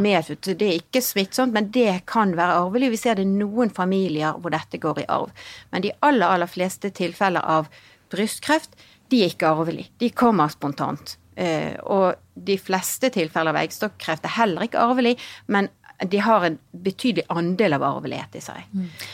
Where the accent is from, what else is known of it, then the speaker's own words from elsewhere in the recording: Bergen, Vestland, Norway; also born or lived in Hong Kong; så kommer jeg fra Bergen.